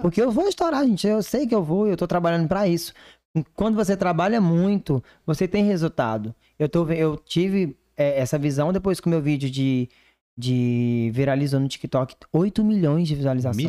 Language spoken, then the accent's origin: Portuguese; Divinópolis, Brazil; moved away; lá da minha cidade